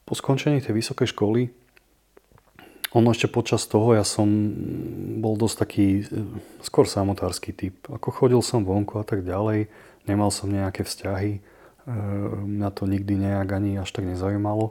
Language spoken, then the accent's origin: Slovak; Prešov, Prešov Region, Slovakia; narodil som sa v Prešove, vyrastal som v úplne bežnej rodine